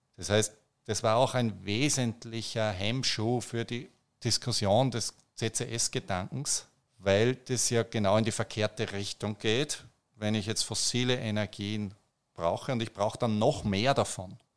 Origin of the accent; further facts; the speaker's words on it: Austria; bei uns in Österreich